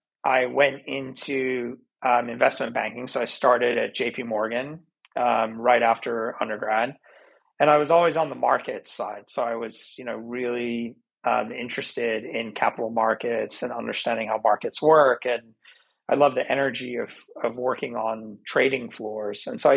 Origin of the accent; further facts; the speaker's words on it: London, United Kingdom; So, as an example, growing up in London, spending so much time in the UK